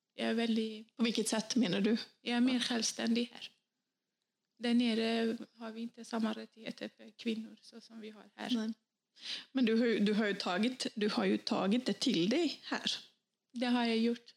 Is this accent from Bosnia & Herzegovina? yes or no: yes; Bosnia & Herzegovina; now in Sweden; i mitt hemland, då, i födelseland Bosnien